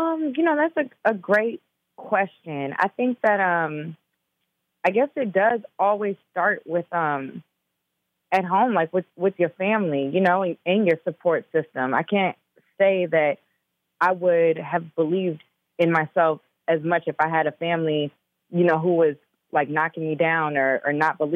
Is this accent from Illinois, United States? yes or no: yes; Chicago, Illinois, United States; also born or lived in Minnesota; I know all about that cold. You know, I'm from Chicago too.